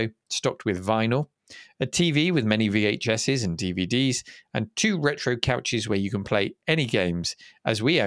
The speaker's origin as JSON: {"language": "English", "country": "United Kingdom", "said": "as a Brit"}